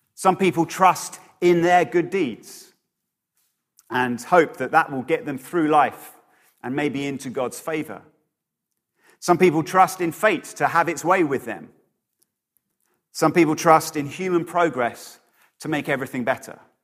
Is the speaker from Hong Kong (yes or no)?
no; Bedford, East of England, United Kingdom; my hometown of Bedford